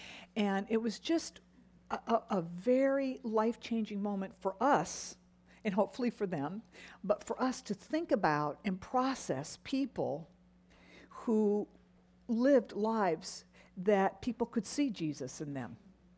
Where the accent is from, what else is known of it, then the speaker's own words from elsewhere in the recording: Japan; As a little girl, you all know that I grew up in Japan